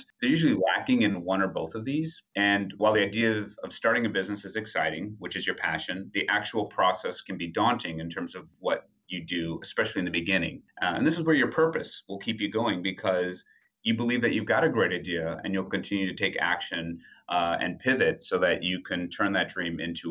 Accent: Wisconsin, United States; also born or lived in Ipswich, Suffolk, United Kingdom; now in New York, United States; I grew up in Wisconsin

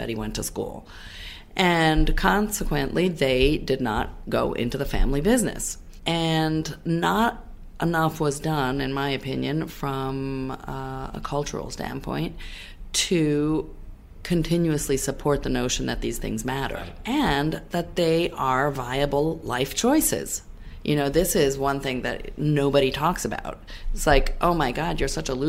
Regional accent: Florence, Tuscany, Italy; also born or lived in Los Angeles, United States; now in New York, United States; when I was growing up in Italy, in Florence, I went to art school and I studied sculpture

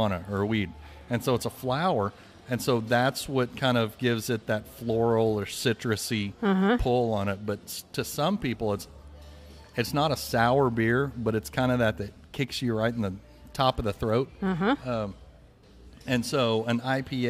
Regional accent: Dallas, Texas, United States; also born or lived in Fort Worth, Texas; now in Mineral Wells, United States; what we grew up in over in Dallas

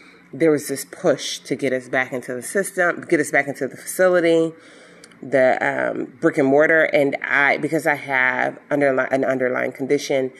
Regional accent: Chicago, Illinois, United States; even though I'm from Chicago, the health system that I worked for was located out of Birmingham, Alabama.

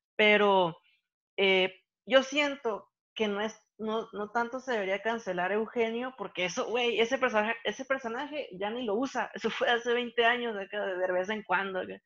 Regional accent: Mexico; nosotros como mexicanos

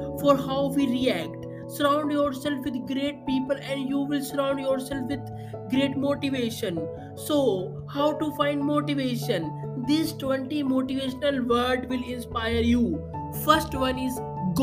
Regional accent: India; I am from India.

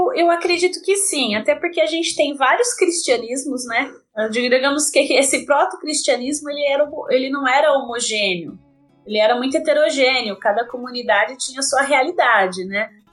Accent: interior of São Paulo, Brazil; sou aqui do interior de São Paulo

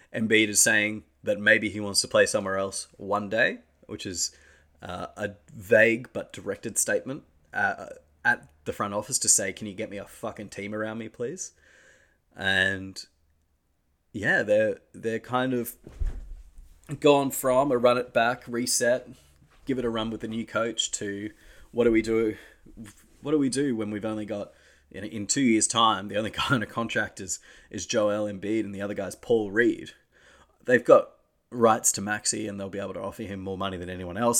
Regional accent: Australia; as an Australian

